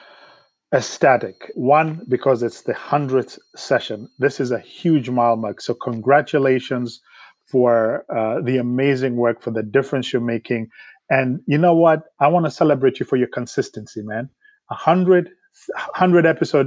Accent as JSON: {"language": "English", "country": "Kenya", "tie": "born or raised there", "also_born_or_lived": "Nairobi", "moved": "as an adult", "lives_now": "United States", "said": "I grew up in Kenya"}